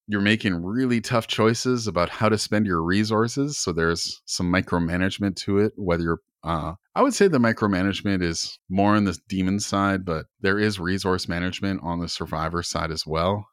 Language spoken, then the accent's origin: English; Canada; I'm from Canada